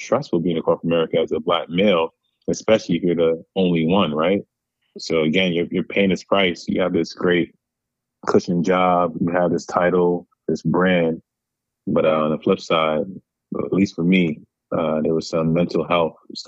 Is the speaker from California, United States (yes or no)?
no; New York City, New York, United States; now in Chicago, United States; growing up in Rockaway, all different cultures